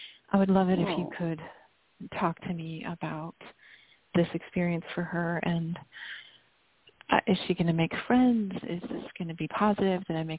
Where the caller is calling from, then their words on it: Chicago, Illinois, United States; I'm calling from Illinois. Chicago